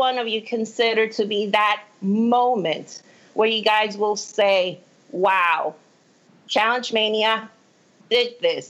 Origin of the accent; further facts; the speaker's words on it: Puerto Rico; now in Texas, United States; Well, no, I'm originally from Puerto Rico, but I live in Texas.